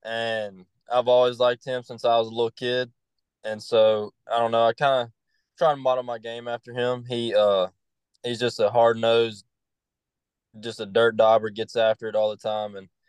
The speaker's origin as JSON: {"language": "English", "town": "Jackson", "region": "Tennessee", "country": "United States", "tie": "born or raised there", "said": "I'm from Jackson, Tennessee. It's it's not just a small town, but it's not real big."}